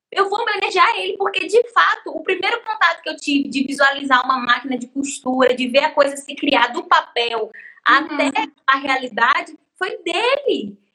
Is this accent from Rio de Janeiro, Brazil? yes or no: no; Bahia, Brazil; also born or lived in São Paulo; meu pai tinha empresas de calçados quando a gente morava em São Paulo, que é onde eu nasci, mas voltamos para a Bahia por conta da minha mãe, que é baiana e queria ficar perto da uhum. família.